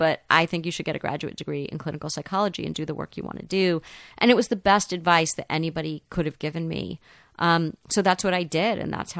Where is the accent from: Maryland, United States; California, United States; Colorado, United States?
California, United States; Los Angeles; I, you know, grew up in the 70s, which was, it was very suburban here in Los Angeles.